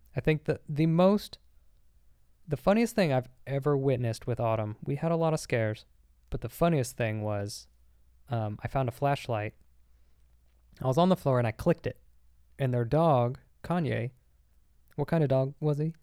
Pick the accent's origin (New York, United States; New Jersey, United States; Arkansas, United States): Arkansas, United States; moved away; I was in Arkansas the whole time, and I grew up in Arkansas